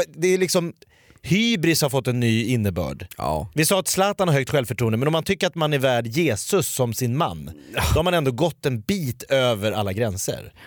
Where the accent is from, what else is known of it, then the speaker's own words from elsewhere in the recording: Sweden; jag är från Hökåsberg